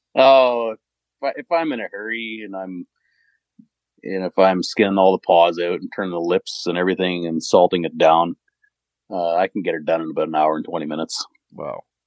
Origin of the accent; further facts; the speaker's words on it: Canada; I'm a Canadian